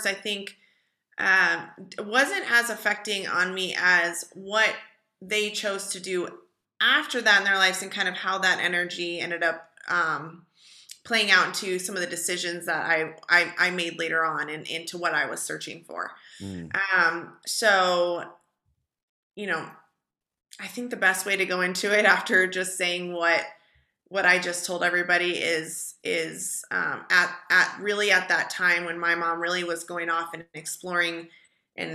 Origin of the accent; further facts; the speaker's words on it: Colorado, United States; also born or lived in Fort Collins, Colorado / Long Beach, California; I was born in Fort Collins, Colorado, but shortly after that moved to Long Beach, California, with my mom and dad